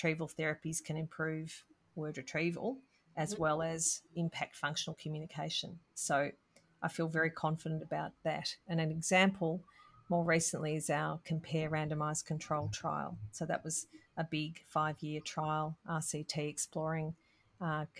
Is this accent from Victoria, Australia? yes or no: yes; Melbourne, Victoria, Australia; I'm from Melbourne